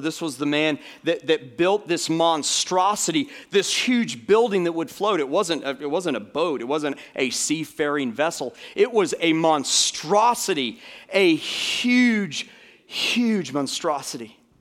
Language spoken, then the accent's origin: English; Florida, United States; moved away; I grew up in Florida